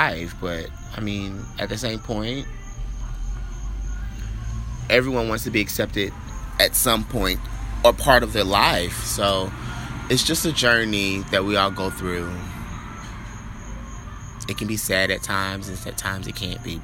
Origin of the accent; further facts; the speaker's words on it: Orlando, Florida, United States; I'm from Orlando, Florida